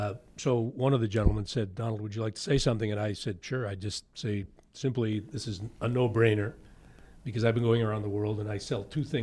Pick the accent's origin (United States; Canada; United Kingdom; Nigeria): Canada; St. Catharines, Ontario; now in Niagara-on-the-Lake, Canada; I live in Niagara Lake. I was born in St. Catharines.